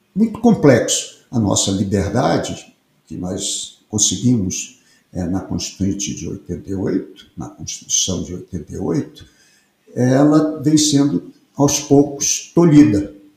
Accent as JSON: {"language": "Portuguese", "region": "Piauí", "country": "Brazil", "said": "Eu sou piauiense é, de origem"}